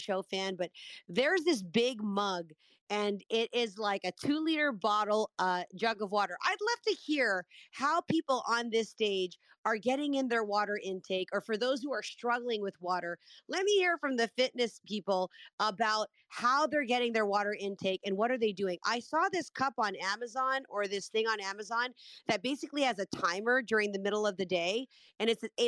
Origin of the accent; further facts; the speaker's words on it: Canada; I'm Canadian, for those who don't know. A lot of people think I'm American, but I'm Canadian.